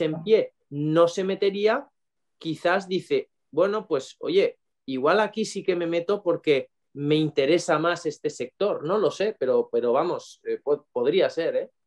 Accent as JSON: {"language": "Spanish", "town": "Valencia", "region": "Valencian Community", "country": "Spain", "tie": "born or raised there", "also_born_or_lived": "Cuenca"}